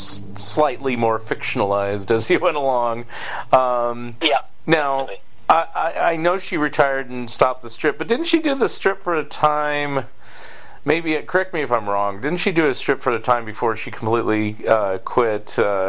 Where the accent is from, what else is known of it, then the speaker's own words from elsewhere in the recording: United States; as an American